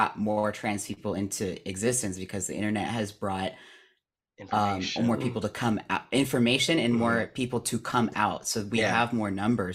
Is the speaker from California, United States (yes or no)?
yes; California, United States; living in Hollywood, granted, and also just being born and raised in California